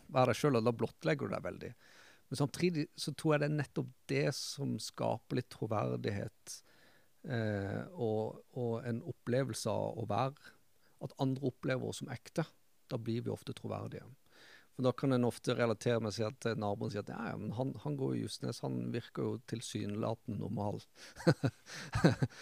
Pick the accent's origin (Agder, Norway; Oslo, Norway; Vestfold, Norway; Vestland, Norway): Agder, Norway; Kristiansand; jeg vokste opp eh, Rand i Randesund sjøl.